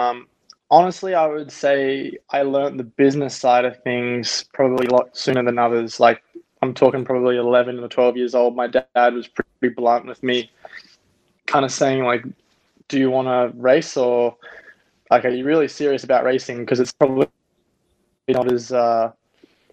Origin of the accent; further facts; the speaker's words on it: Gold Coast, Queensland, Australia; also born or lived in Los Angeles, United States / New Zealand; now in Milwaukee, United States; I ended up growing up in Australia